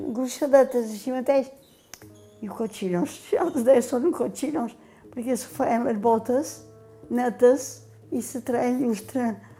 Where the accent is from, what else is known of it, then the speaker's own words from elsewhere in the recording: Pollença, Balearic Islands, Spain; Tota la vida he viscut a Calvari perquè vaig néixer a l'Ajuntament